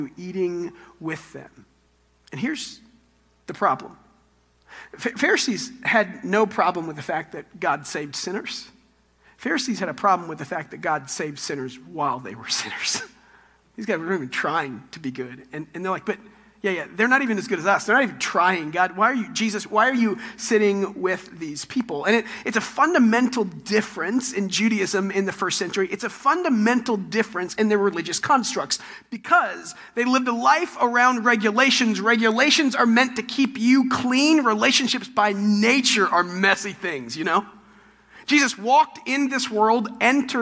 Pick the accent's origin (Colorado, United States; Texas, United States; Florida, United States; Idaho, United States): Texas, United States; I'm from Texas